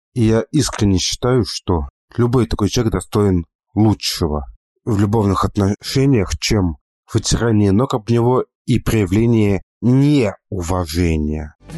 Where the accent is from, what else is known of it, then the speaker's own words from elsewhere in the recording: Moscow, Russia; я из Москвы